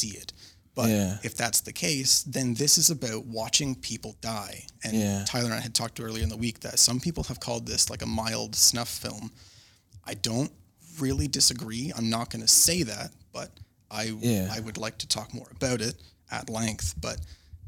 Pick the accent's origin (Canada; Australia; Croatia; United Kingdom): Canada; I'm also Canadian